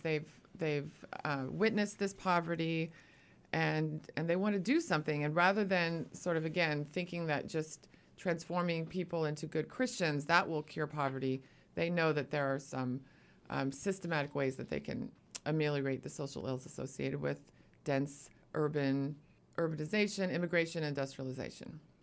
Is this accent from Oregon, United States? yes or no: yes; Eugene, Oregon, United States; also born or lived in Arizona; now in Portland, United States; I'm actually a native Oregonian. I'm from Eugene, Oregon.